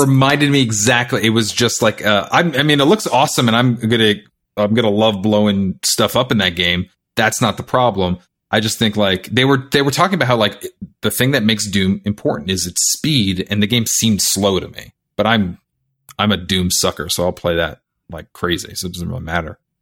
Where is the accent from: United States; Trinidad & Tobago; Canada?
Canada; I'm Canadian